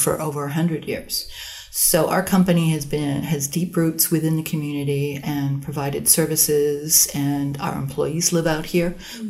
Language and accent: English; Canada; moved away; also born or lived in Mexico; Originally, I was born and raised in Canada.